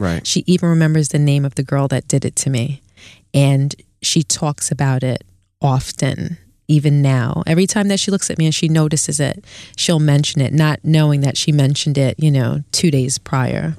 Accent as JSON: {"language": "English", "town": "New York City", "region": "New York", "country": "United States", "tie": "born or raised there", "also_born_or_lived": "Queens, New York", "said": "I grew up in East Flatbush, Brooklyn"}